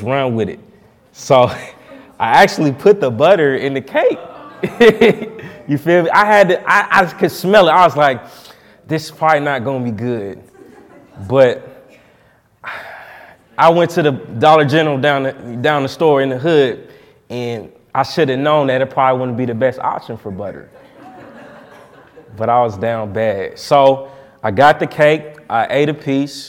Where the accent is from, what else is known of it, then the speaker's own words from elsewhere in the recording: Indianapolis, Indiana, United States; I'm from Indianapolis, you know what I'm saying, born and raised